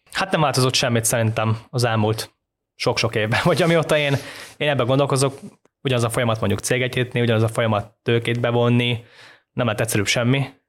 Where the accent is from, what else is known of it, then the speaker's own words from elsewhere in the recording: Hungary; magyar vagyok, eh, sose gondolják el azt, hogy magyar vagyok